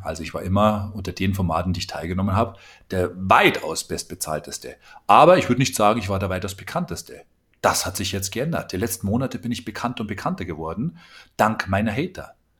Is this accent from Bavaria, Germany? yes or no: yes; Bavaria, Germany; Ich komme aus Bayern